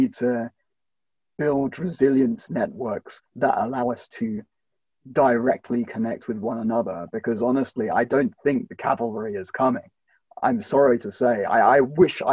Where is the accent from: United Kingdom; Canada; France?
United Kingdom; a Brit myself